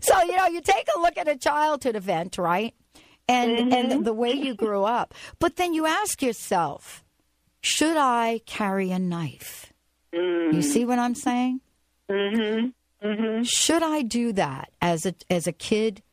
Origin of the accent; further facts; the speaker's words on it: New York City, New York, United States; when I was younger, I grew up in the Bronx